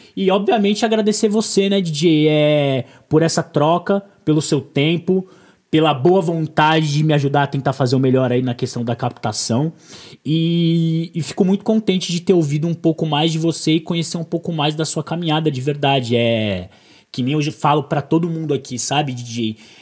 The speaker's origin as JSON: {"language": "Portuguese", "country": "Brazil", "said": "eu sou brasileiro"}